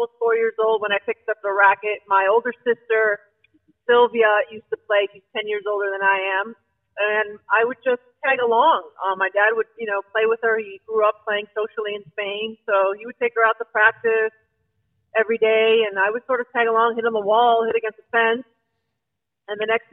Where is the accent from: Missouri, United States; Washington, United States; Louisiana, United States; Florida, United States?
Florida, United States; Miami; also born or lived in Dominican Republic; we lived in Miami. I grew up in Miami